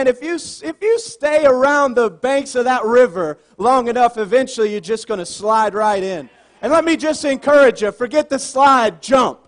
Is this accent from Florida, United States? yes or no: no; Southern Virginia, United States; moved away as an adult; I'm originally from Southern Virginia, not too far from you guys